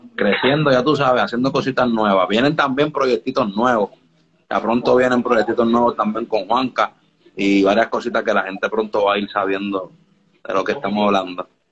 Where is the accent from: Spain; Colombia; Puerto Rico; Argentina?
Puerto Rico; me mudé a Puerto Rico a ah, bien temprana edad. Y pues aquí pues tuve como que mi adolescencia, mi, mi, escuela ya como tal, ¿sabes? Mi, intermedia, mi high school.